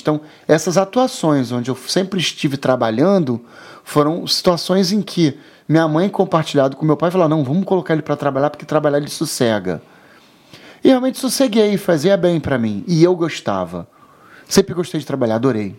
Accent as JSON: {"language": "Portuguese", "town": "São Gonçalo", "region": "Rio de Janeiro", "country": "Brazil", "tie": "born or raised there", "also_born_or_lived": "Copacabana, Rio de Janeiro", "said": "eu nasci em Copacabana, minha mãe até morava em Copacabana, mas em outro local. E aí o que acontece? Eu nasci, depois de um aninho, a minha mãe se mudou para São Gonçalo. E eu morei seis anos em São Gonçalo. Eu tenho algumas lembranças da minha infância lá em São Gonçalo."}